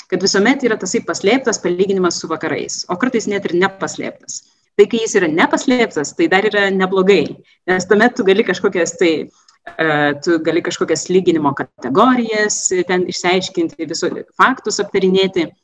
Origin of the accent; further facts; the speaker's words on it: Lithuania; moved away as an adult; also born or lived in England / Netherlands; esu iš Lietuvos, iš Rytų Europos.